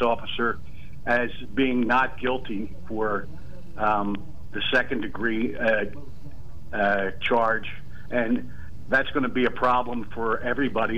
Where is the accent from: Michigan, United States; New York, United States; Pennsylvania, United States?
Pennsylvania, United States; right outside of Philadelphia; also born or lived in Delaware County, Pennsylvania; I was born and raised right outside of Philadelphia here